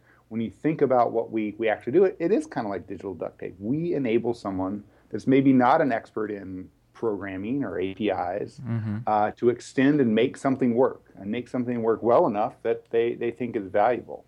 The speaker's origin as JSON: {"language": "English", "region": "Texas", "country": "United States", "moved": "as an adult", "lives_now": "Bay Area, United States", "said": "I'm originally from Texas. Knew I wanted to be out here in the Bay Area at a pretty early"}